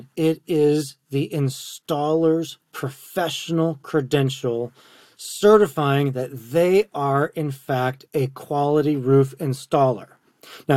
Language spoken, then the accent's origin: English; Wisconsin, United States; moved away; also born or lived in Tennessee; I'm from Wisconsin, on the corn, you know, county roads and gravel roads